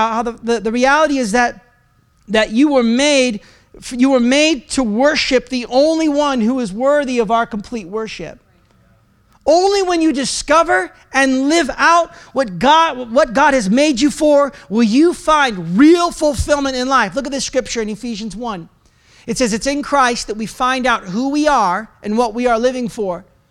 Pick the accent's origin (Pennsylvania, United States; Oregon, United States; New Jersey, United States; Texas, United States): Oregon, United States; I'm from Oregon.